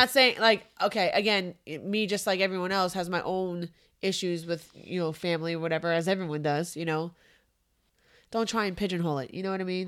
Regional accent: Santiago, Santiago Metropolitan Region, Chile; moved away; I was born in Santiago, Chile

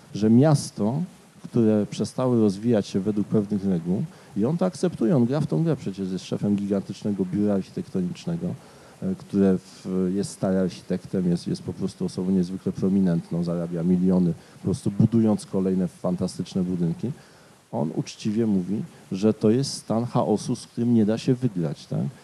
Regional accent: Katowice, Silesian Voivodeship, Poland; mieszkałem jako dziecko na osiedlu Paderewskiego

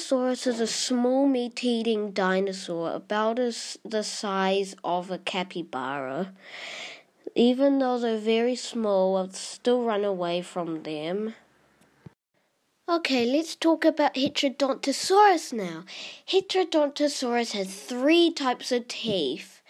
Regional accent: New Zealand; I'm from New Zealand

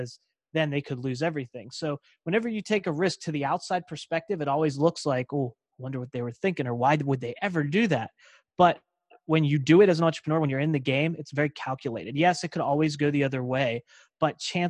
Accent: Pittsburgh, Pennsylvania, United States; also born or lived in Davenport, Iowa; I was born in Davenport, Iowa. And then we came back to the Pittsburgh area

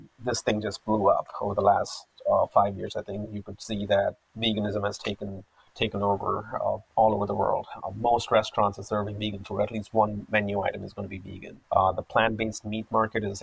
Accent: Hyderabad, Telangana, India; moved away as an adult; also born or lived in United States; now in Vancouver, Canada; I grew up in Hyderabad in an Orthodox vegetarian

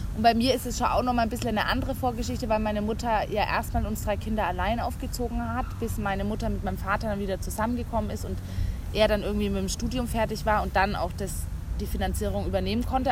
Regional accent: West Germany, Germany; moved away as an adult; now in Berlin, Germany; also ich komme aus Westdeutschland

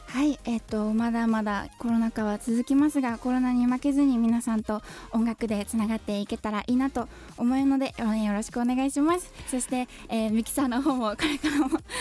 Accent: Miyazaki, Japan; moved away as an adult; now in Kanto, Japan; 宮崎県出身のシンガーソングライター

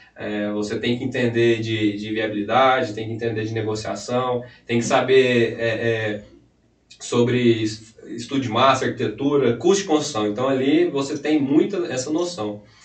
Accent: Anápolis, Goiás, Brazil; amigos aqui de Anápolis, né, Goiás

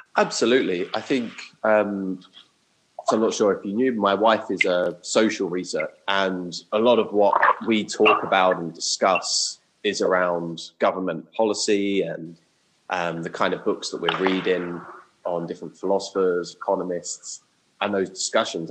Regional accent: Watford, East of England, United Kingdom; also born or lived in Japan; now in London, United Kingdom; I'm originally from Watford.

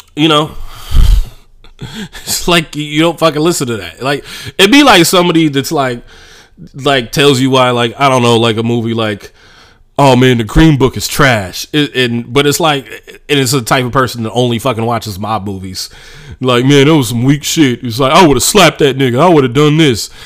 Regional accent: Oakland, California, United States; just growing up in Oakland

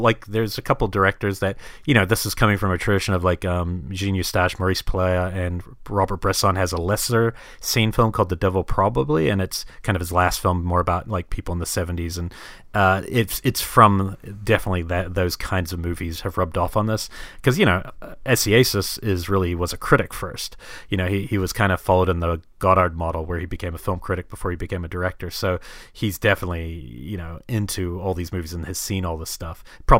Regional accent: New Zealand; and even where I grew up largely in New Zealand

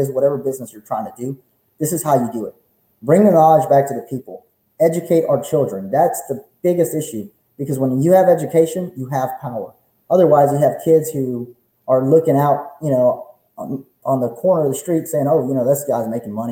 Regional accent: Beaumont, Texas, United States; I was raised in Old Town

